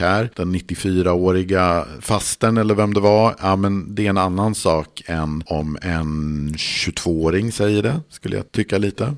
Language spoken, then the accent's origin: Swedish; Mälaren Valley, Sweden; jag kommer från Mälardalen och från en trakt eller region där man tenderar att överanvända vart